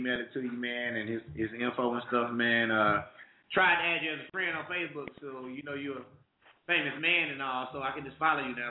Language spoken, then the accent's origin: English; Detroit, Michigan, United States; now in Auburn, Alabama, United States; I'm from Detroit, Michigan myself. You know, Motown is in my blood. I mean, music I grew up with, being from Detroit.